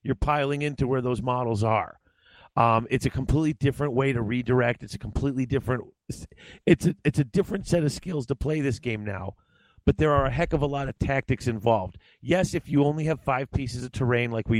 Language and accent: English; Midwest, United States; I'm from the Midwest